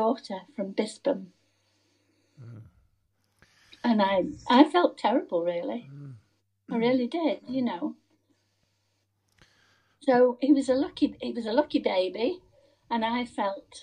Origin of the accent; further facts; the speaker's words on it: Manchester, North West England, United Kingdom; moved away; the house I was born in Moss Side, Manchester